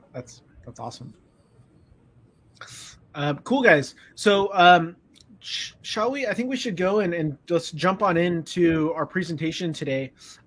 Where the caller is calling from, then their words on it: San Mateo, California, United States; I'm calling in from San Mateo. I live in the Bay Area.